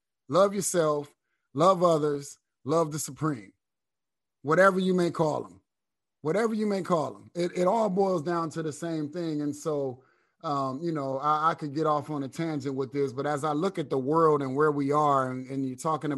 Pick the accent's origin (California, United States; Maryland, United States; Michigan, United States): Michigan, United States; Flint; But when you're from the little city, like people from Flint, I'm from Flint. I ain't from Detroit, you know what I mean?